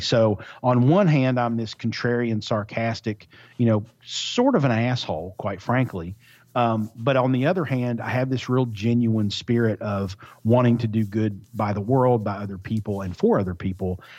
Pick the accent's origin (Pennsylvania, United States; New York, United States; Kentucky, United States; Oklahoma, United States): Kentucky, United States; Eastern; also born or lived in Louisville, Kentucky; I grew up in Eastern Kentucky